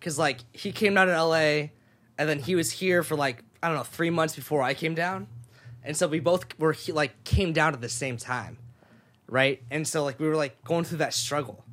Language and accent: English; Sacramento, California, United States; moved away as an adult; also born or lived in Japan; now in Los Angeles, United States; I moved to Sacramento, California, um, and went to high school there